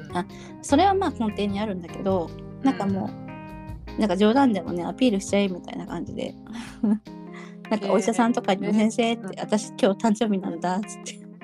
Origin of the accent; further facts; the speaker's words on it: Kyushu, Japan; 自分の実家の九州